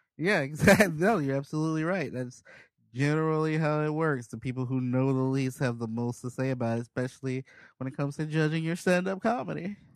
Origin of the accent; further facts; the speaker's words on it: Chicago, Illinois, United States; moved away; also born or lived in Portland; I'm from Southside Chicago